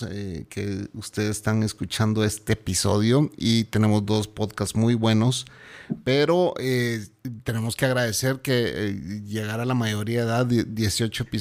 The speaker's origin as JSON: {"language": "Spanish", "country": "Guatemala", "said": "Hola señor. … ¿cómo están?"}